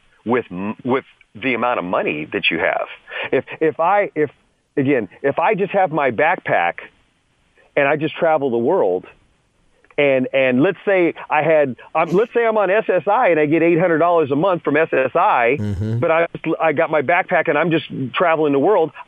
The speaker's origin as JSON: {"language": "English", "town": "San Jose", "region": "California", "country": "United States", "said": "I'm from San Jose"}